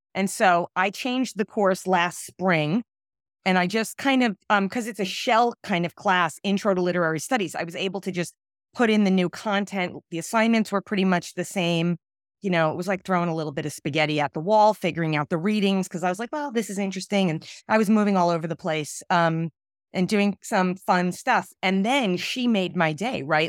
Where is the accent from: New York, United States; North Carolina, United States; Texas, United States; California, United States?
New York, United States; New York City; I grew up in Brooklyn